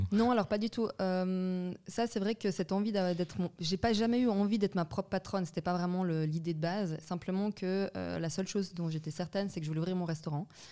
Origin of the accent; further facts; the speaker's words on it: Vaud, Switzerland; also born or lived in Belgium / Wiesbaden, Germany; je suis originaire de Belgique euh, où j'ai grandi là-bas jusqu'à l'âge de 6 ans. Et puis après, je suis venue ici avec euh, mes parents et puis ma petite sœur. J'ai fait euh, mes études donc dans le canton de Vaud